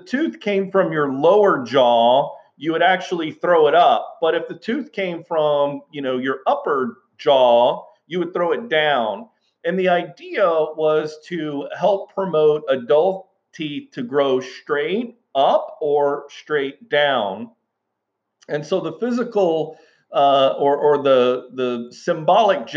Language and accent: English; Houston, Texas, United States; as a young boy growing up in South Texas, in Houston, Texas